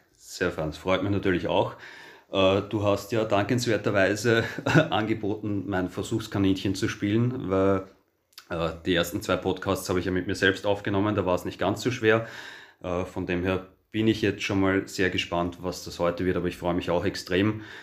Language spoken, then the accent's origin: German; Austria; bei uns in Österreich